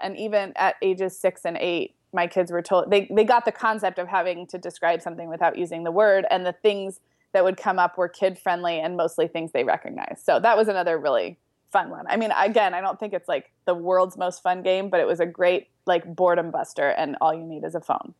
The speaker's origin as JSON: {"language": "English", "town": "Santa Barbara", "region": "California", "country": "United States", "tie": "born or raised there", "said": "Santa Barbara, which is where I grew up"}